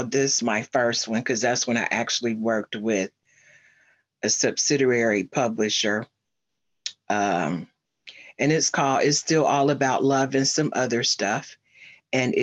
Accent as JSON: {"language": "English", "town": "Cincinnati", "region": "Ohio", "country": "United States", "tie": "born or raised there", "moved": "yes", "lives_now": "Snellville, Georgia, United States", "said": "I was born and raised in Cincinnati, Ohio. That's where I'm originally from. And right now I'm living in Snellville, Georgia"}